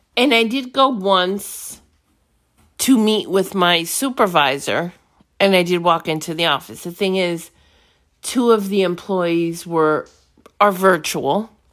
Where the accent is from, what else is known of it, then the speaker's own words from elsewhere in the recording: New York City, New York, United States; moved away; I'm from New York City.